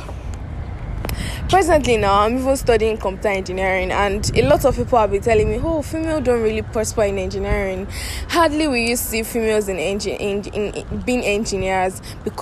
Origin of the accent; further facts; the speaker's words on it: Nigeria; Nigeria is my country. I'm a Nigerian.